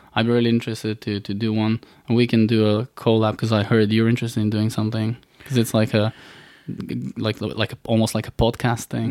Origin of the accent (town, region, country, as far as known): Bulgaria; born or raised there; moved away